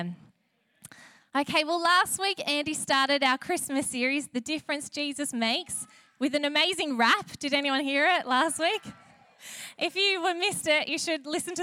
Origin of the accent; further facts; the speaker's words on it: Sutherland Shire, New South Wales, Australia; now in Wollongong, Australia; I come from the Southern Shire